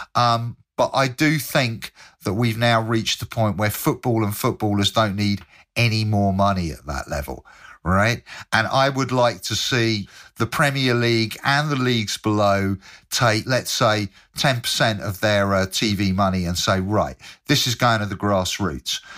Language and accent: English; Bristol, South West England, United Kingdom; I'm from Bristol